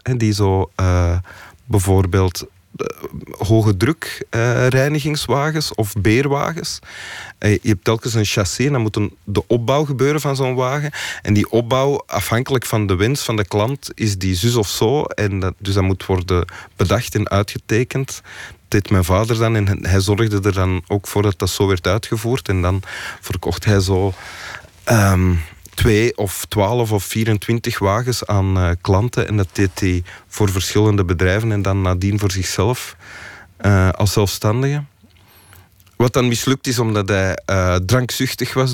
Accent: Antwerp, Flanders, Belgium; We, woonden ook in Antwerpen en niet, niet in de buurt van Mechelen

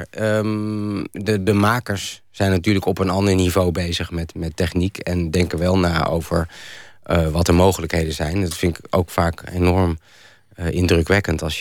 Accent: Randstad, Netherlands; toen ik naar Groningen verhuisde en ik kwam uit de Randstad

